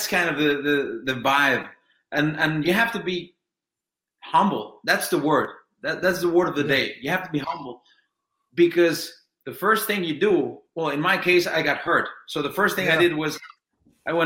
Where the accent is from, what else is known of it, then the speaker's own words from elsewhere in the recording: Mexico; English is a second language; I'm from Mexico, and Mexican people don't speak English this well